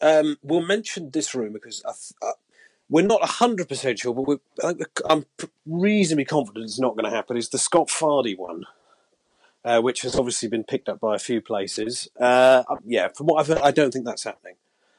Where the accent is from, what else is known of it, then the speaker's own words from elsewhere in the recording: England, United Kingdom; as an Englishman